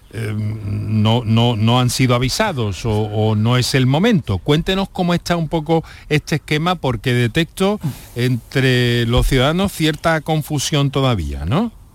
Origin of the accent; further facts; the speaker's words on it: Andalusia, Spain; andaluces o como población o ciudadanos que vivimos en Andalucía